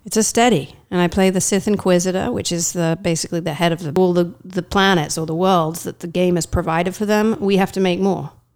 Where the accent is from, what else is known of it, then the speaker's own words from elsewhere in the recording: East of England, United Kingdom; moved away as an adult; now in United States; I am from, uh, the east of England